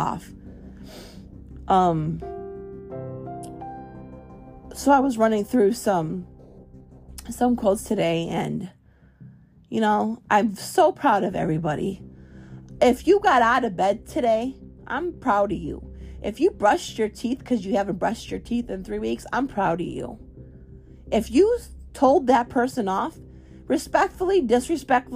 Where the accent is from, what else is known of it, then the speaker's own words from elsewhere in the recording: Chicago, Illinois, United States; moved away; also born or lived in Florida; I was raised in Chicago